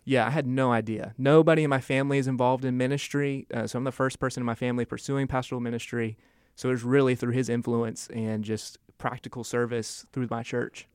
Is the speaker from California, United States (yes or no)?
no; Asheville, North Carolina, United States; from Asheville, grew up in Asheville